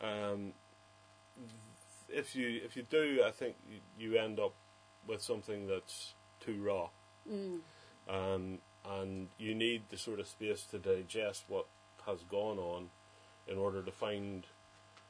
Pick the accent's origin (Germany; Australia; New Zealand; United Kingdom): United Kingdom; Enniskillen, Northern Ireland; Enniskillen, when I was growing up there, was quite a nice place to grow up.